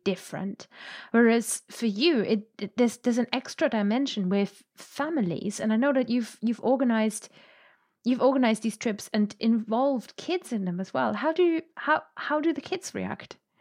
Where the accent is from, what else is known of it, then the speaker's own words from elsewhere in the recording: Germany; I'm from Germany